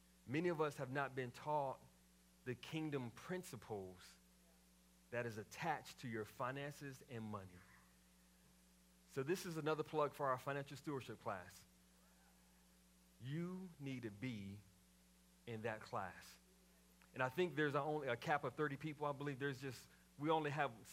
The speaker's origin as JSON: {"language": "English", "town": "Waco", "region": "Texas", "country": "United States", "tie": "born or raised there", "said": "growing up in Mount Zion Baptist Church in Waco, Texas, as a PK"}